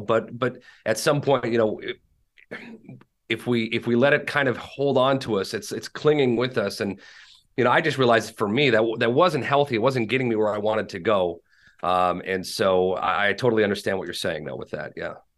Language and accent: English; Minneapolis, Minnesota, United States; I live in, uh, Minneapolis, Saint Paul, Minnesota, born and raised here.